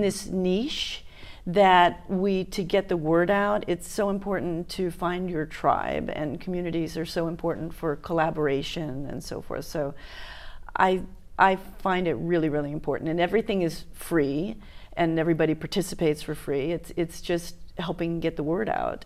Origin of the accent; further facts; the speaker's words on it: Miami, Florida, United States; moved away as an adult; also born or lived in New York / Los Angeles; now in Hawaii, United States; I grew up in Miami, so I moved there when I was four